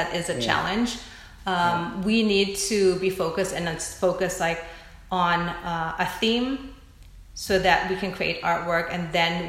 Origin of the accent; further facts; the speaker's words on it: United States; I think I can speak to how it is as a Filipino American woman